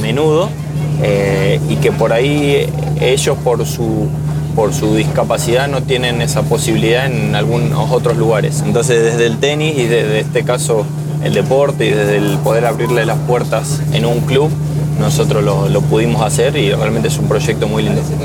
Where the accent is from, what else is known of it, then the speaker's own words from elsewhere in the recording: Armstrong, Santa Fe, Argentina; mi pueblo, en Armstrong, hay una escuela de, tenis adaptado que, lleva mi nombre